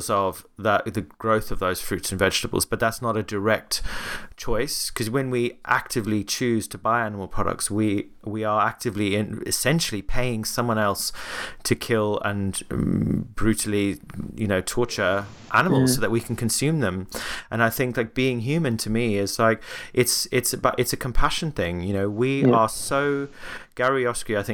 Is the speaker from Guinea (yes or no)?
no; Cape Town, Western Cape, South Africa; moved away; I was recently back in my hometown in Cape Town.